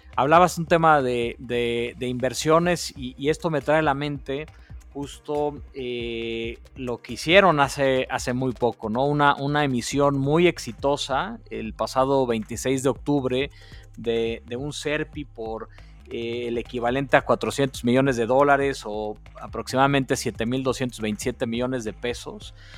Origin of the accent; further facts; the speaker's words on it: Mexico; Muchos nos hemos eh, unido como mexicanos